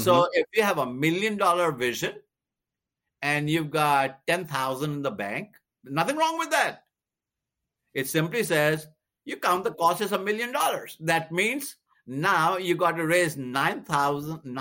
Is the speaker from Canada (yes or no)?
no; India; now in United States; I'm from India